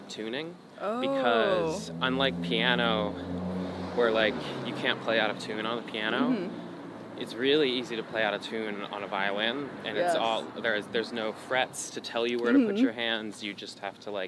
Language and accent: English; Philadelphia, Pennsylvania, United States; also born or lived in New York; I grew up in Philly